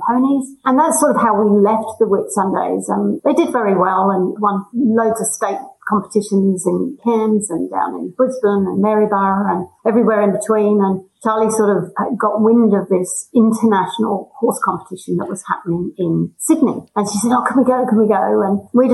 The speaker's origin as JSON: {"language": "English", "region": "England", "country": "United Kingdom", "moved": "as an adult", "lives_now": "Australia", "said": "I come from England"}